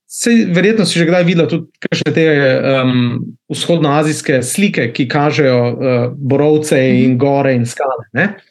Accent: Slovenia; moved away as an adult; also born or lived in Netherlands / Switzerland; now in South Korea

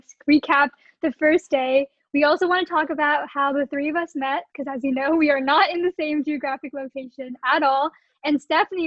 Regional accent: Seattle, Washington, United States; I am from Seattle, Washington

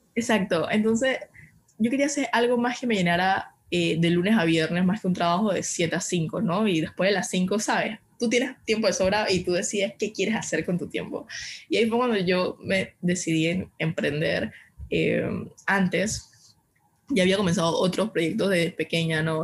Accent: Panama; soy una panameña de 22 años actualmente

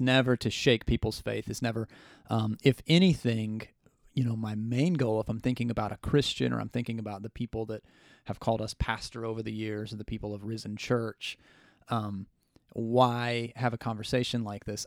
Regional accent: United States; as the American people

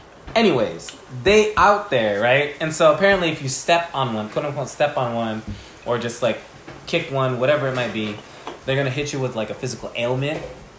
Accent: Philippines; now in Seattle, United States; growing up in the Philippines

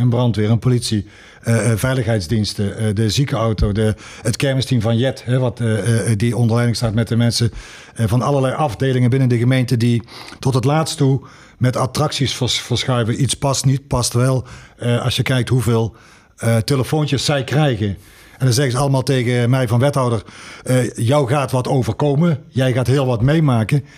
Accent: Sittard, Limburg, Netherlands; moved away; also born or lived in Tilburg; ik kom niet uit Tilburg, eh, eh, maar ik kom uit Sittard

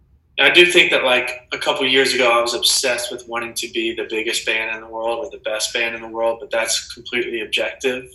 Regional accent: Tulsa, Oklahoma, United States; I'm from Tulsa, Oklahoma, basically the middle of nowhere

